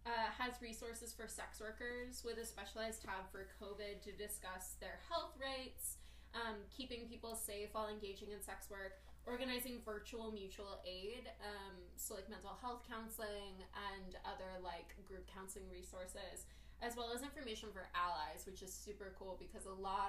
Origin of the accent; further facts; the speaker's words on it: New York, United States; So I grew up in the North Bronx, and really liked it as a child